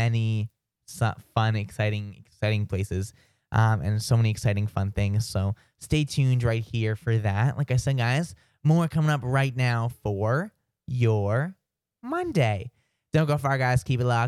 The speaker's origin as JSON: {"language": "English", "region": "New Hampshire", "country": "United States", "tie": "born or raised there", "said": "I come from the backwoods of New Hampshire. Well, not the backwoods, I'm from the suburbs, but like, I spent a lot of my childhood building forts"}